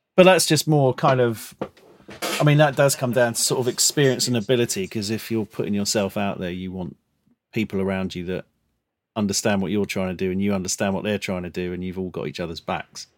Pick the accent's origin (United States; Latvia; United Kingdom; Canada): United Kingdom; London; growing up in Crayford, like southeast London